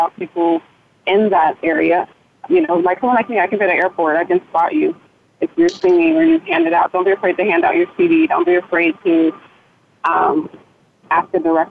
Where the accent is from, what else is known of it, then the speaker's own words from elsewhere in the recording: Ghana; I'm Ghanaian, which is West Africa from Ghana